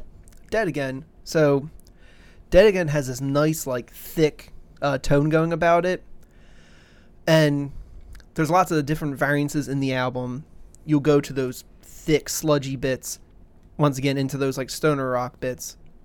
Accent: United States; Because I'm goddamn American.

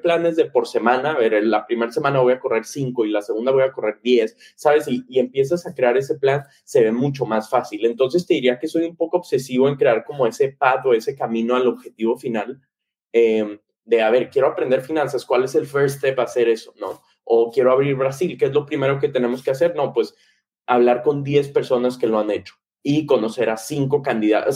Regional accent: Monterrey, Nuevo León, Mexico; crecí en Monterrey

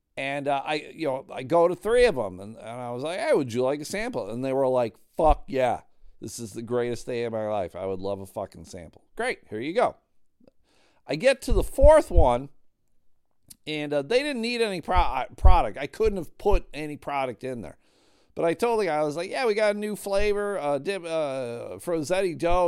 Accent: Grand Rapids, Michigan, United States; they are based out of Grand Rapids, Michigan. It's kind of weird to have had such a large comedy booking agency in my hometown.

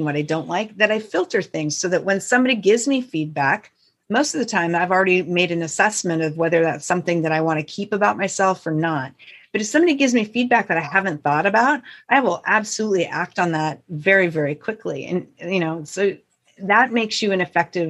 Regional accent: north central Montana, United States; the town I grew up in is a small town of about 550 people in north central Montana.

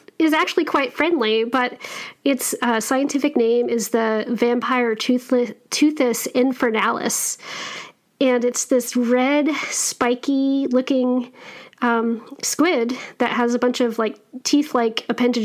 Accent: Wyoming, United States; Cowgirl like I grew up in Wyoming

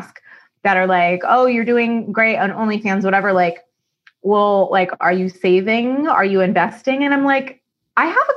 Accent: Austin, Texas, United States; moved away as an adult; also born or lived in Los Angeles; now in Santa Monica, United States; That's my hometown. I grew up in Austin. I moved to LA from Austin 5 years ago

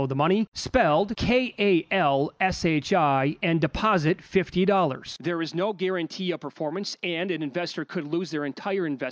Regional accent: Midwest, United States; I grew up in the Midwest.

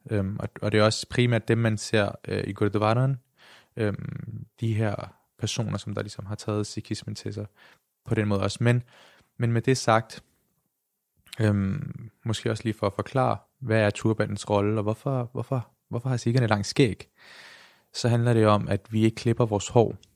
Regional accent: Denmark; født og opvokset i Danmark.

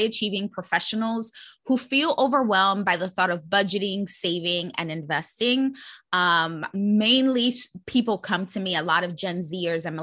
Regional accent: New York City, New York, United States; I'm born and raised in New York City and actually grew up in the Bronx

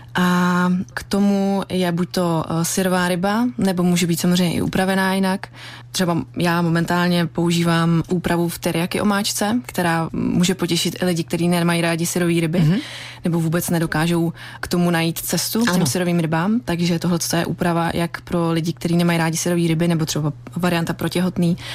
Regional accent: Czechia

